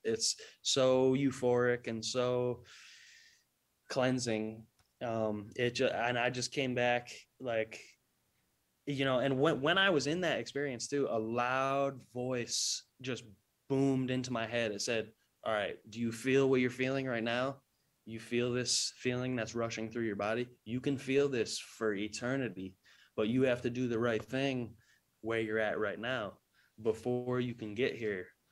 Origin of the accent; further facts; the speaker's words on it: New England, United States; I'm, I'm from New England